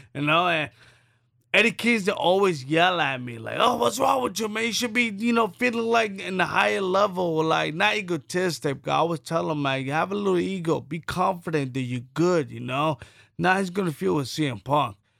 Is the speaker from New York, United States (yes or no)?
yes; New York City, New York, United States; I'm from Brooklyn, New York City, from the poor